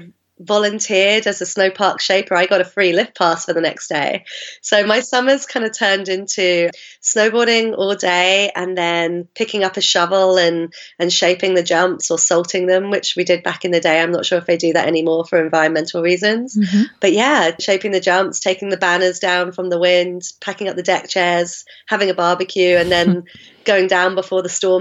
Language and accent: English; London, United Kingdom; accent: mongrel accent; I grew up in South London